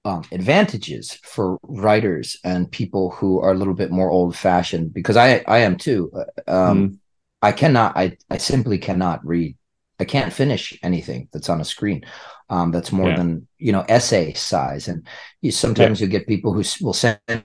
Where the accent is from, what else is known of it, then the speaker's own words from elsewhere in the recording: United States; I'm American